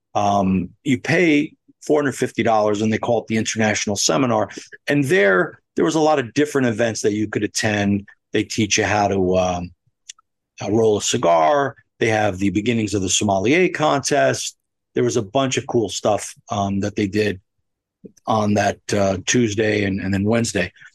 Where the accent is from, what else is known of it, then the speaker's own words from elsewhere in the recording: United States; As an American